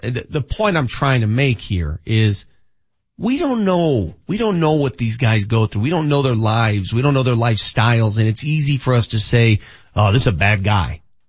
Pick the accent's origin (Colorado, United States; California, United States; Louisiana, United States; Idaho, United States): Colorado, United States; Denver; That's what it was like for me. Growing up in North Denver.